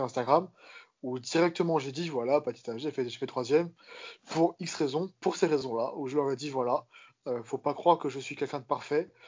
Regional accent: Corsica, France; je suis corse

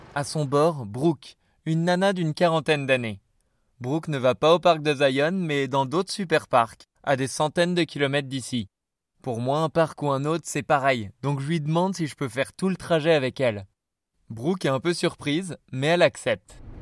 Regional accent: France; je suis français

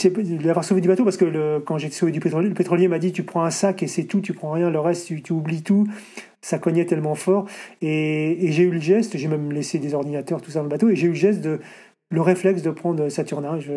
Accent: Paris, Île-de-France, France; Je dis, je viens de Paris.

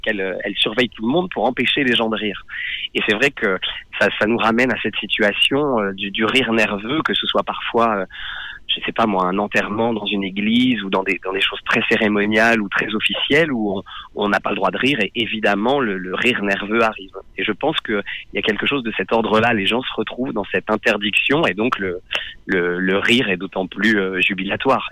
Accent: Nord-Pas-de-Calais, Hauts-de-France, France; j'ai passé mon enfance dans le Nord-Pas-de-Calais

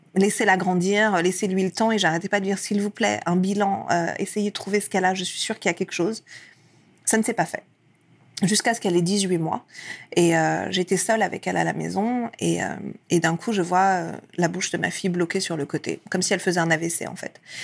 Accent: France; also born or lived in Iran; ma mère est arrivée avec moi quand j'avais un an en France. Et j'ai vécu ensuite toute ma vie euh, ici

